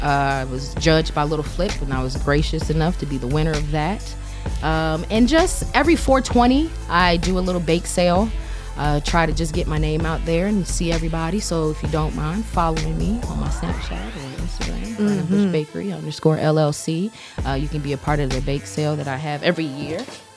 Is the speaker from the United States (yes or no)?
yes; the South, United States; Like I said, I'm from the South, and if you know about the South, we the Bible Belt, you know. Mm-hmm. And I grew up in a very religious household